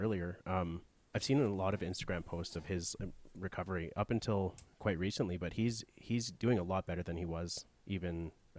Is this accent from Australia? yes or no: no; Canada; I'm from Canada, we have socialized medicine for the most part.